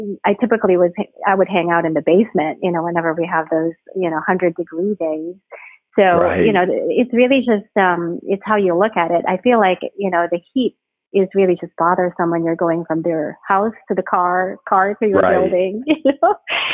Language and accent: English; Baguio, Cordillera Administrative Region, Philippines; moved away as an adult; also born or lived in New York / Rhode Island; now in Houston, United States; my hometown in the Philippines is Baguio City